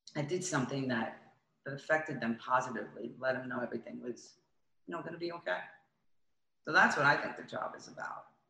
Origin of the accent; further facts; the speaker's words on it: Florida, United States; also born or lived in Coral Gables; I grew up in Florida, lived in Coral Gables